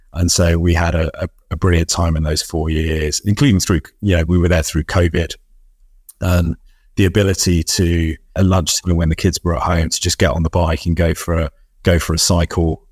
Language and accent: English; London, United Kingdom; ten years old growing up in North West London